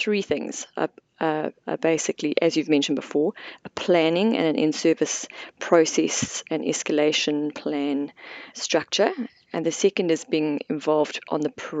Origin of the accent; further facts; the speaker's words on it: South Africa; moved away as an adult; now in Queenstown, New Zealand; I'm originally from South Africa, and I did my medical degree in South Africa, worked there for a couple of years before coming out here in 2002